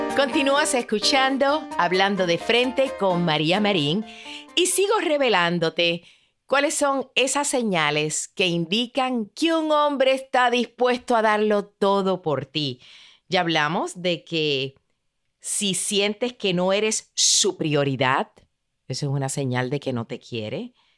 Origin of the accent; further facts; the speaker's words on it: Puerto Rico; como dicen en mi país, en Puerto Rico